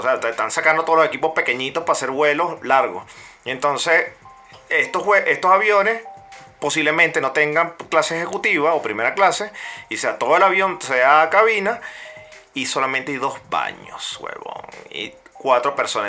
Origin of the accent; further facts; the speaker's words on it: Venezuela; moved away; como venezolano